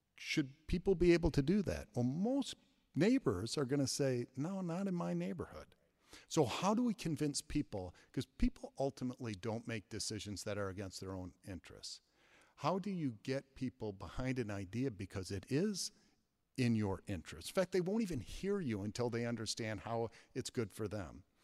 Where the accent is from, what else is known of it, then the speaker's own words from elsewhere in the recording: Flint, Michigan, United States; now in Madison, United States; I grew up in Flint, Michigan, in a neighborhood called Civic Park